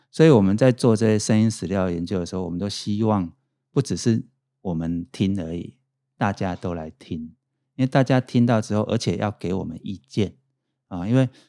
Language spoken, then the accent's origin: Chinese; Pingtung County, Taiwan; 我是成大电机系毕业，我是屏东人